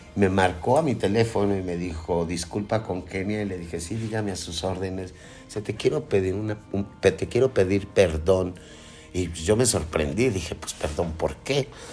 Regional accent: Mexico; soy una persona que paga impuestos y que soy mexicana

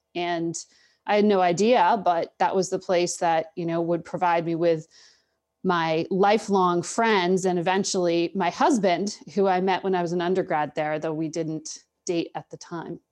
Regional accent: Connecticut, United States; moved away as an adult; also born or lived in Charlottesville, Virginia; now in Washington, D.C., United States; a, very Irish American household that I grew up in in Connecticut

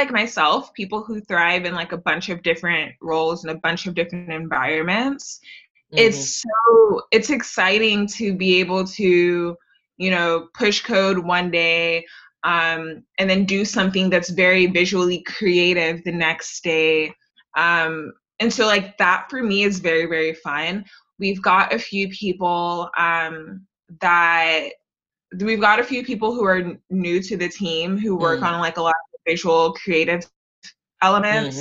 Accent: Houston, Texas, United States; growing up in Houston.

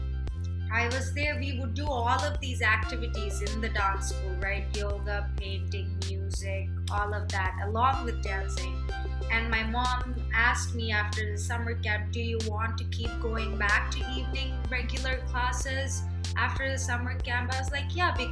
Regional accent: Hyderabad, Telangana, India; moved away as an adult; also born or lived in Cincinnati, Ohio, United States; now in New York City, United States; I was actually born in Cincinnati, Ohio. It's boring. Okay. But I grew up in Hyderabad, India.

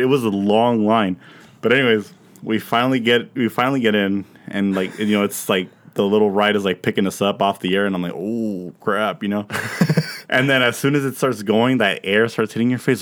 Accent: Pomona, California, United States; moved away; my hometown in Pomona.

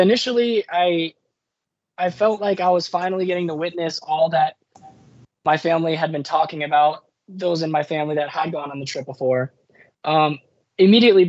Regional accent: San Diego, California, United States; also born or lived in Notre Dame, Indiana; born and raised in San Diego

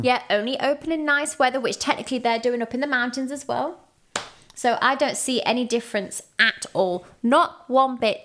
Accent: England, United Kingdom

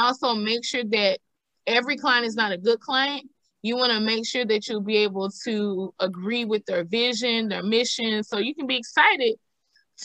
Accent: the South, United States; I'm a thick girl and I'm from the South

